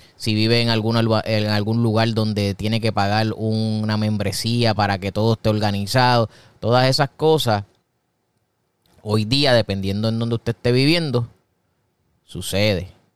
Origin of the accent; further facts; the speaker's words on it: Puerto Rico; Una persona cafetera en mi país, en Puerto Rico, es una persona que le encanta beber café.